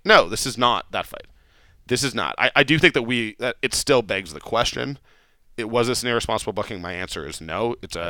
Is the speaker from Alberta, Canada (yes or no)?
yes; Calgary, Alberta, Canada; also born or lived in India; Yeah, I'm from Calgary.